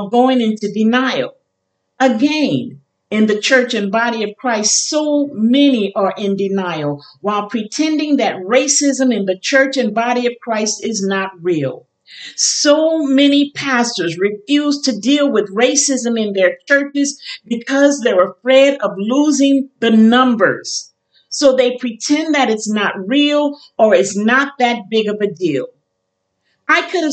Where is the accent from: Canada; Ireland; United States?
United States; New Orleans, Louisiana; also born or lived in Chicago / Kenner, Louisiana; I was born in Chicago, raised in New Orleans, and spent my entire life as a wife and mother between New Orleans and Kenner, Louisiana